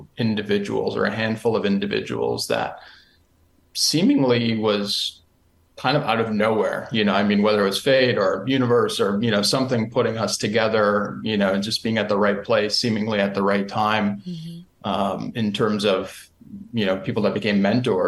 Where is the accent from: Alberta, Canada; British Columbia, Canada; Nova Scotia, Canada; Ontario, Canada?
Ontario, Canada; Niagara region; where I grew up in the Niagara region of Ontario